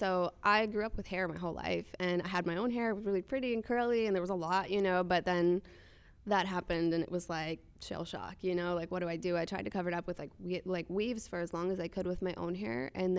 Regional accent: Minneapolis, Minnesota, United States; also born or lived in Nashville; No, I was actually born in Nashville, but I grew up in Minneapolis.

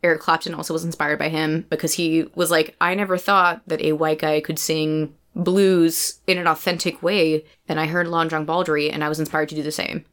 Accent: United States; as an American

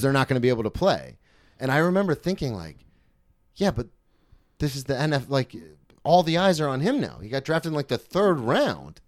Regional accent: Florida, United States; I grew up in Florida where spring break kinda comes to us

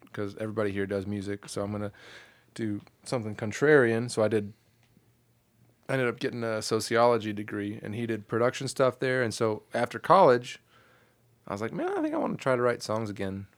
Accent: Kalamazoo, Michigan, United States; moved away as an adult; also born or lived in Chicago, Illinois; now in Nashville, United States; born in Chicago, so I claim Chicago. My whole family's from Chicago, and then I grew up in Southwest Michigan, which is halfway between Chicago and Detroit.

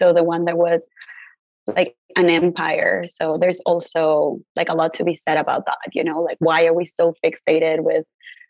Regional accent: Mexico City, Mexico; now in Los Angeles, United States; I was born and raised in Mexico City. My parents were born and raised there too, but then my grandparents immigrated from other parts of the country. So I know I have Yoeme in my blood that comes from Sonora

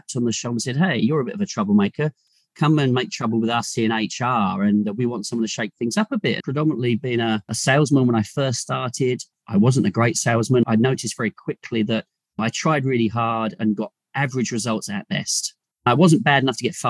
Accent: England, United Kingdom; moved away as an adult; now in Australia; I was born in England and joined Mars in the early to mid-90s. And then I emigrated to Australia with my wife

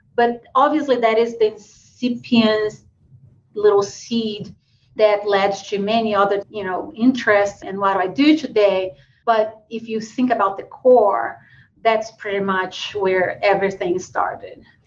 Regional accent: Brazil; born or raised there; English is a second language; moved away

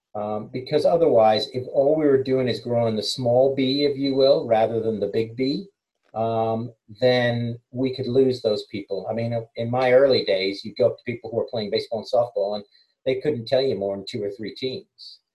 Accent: United States; moved away as an adult; also born or lived in England; now in United Kingdom; I'm English, born here, moved to the States and came back

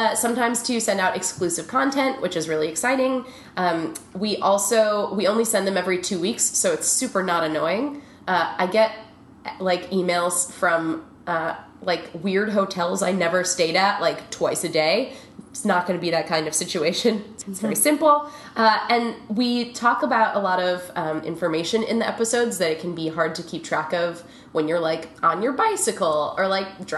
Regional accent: Midwest, United States; now in New York, United States; I grew up in the Midwest

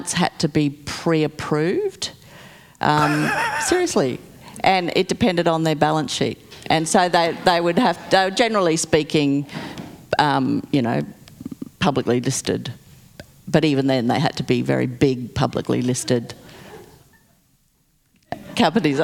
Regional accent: Childers, Queensland, Australia; now in Brisbane, Australia; I grew up in Childers

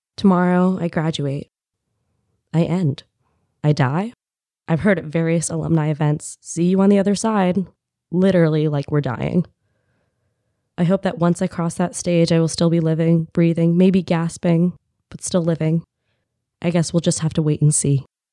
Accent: United States; as an American woman

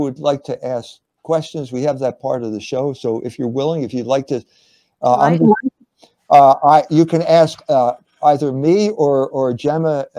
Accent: Pennsylvania, United States; I'm from Pennsylvania. I grew up in Pennsylvania

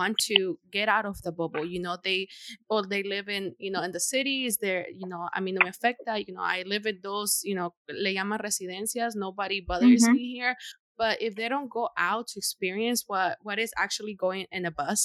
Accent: Honduras; now in United States; living over there and then migrating here

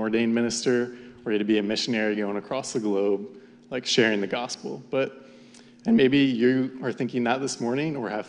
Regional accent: Jupiter, Florida, United States; I grew up in South Florida around the West Palm area, more specifically the town of Jupiter

